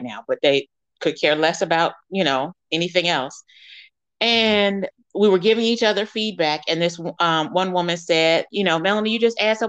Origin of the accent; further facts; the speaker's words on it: United States; moved away; they view me as an American, not as a Black American